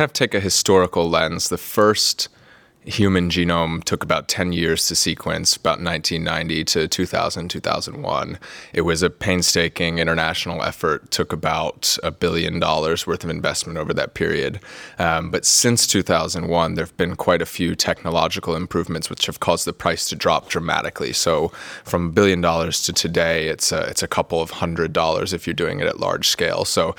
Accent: North Carolina, United States; moved away as an adult; now in Cambridge, United Kingdom; So I'm from the US originally. I grew up in North Carolina, which is on the East Coast, if you haven't been there before. I moved over here to Cambridge about 5 years ago to do my PhD.

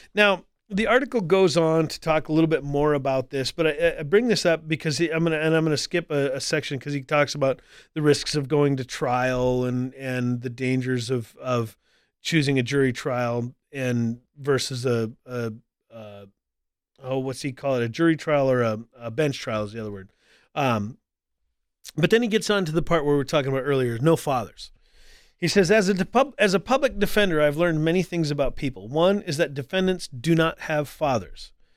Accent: North Dakota, United States; moved away; also born or lived in Colorado Springs; I grew up in North Dakota where, where, you know, like ninety-some percent of the population is white.

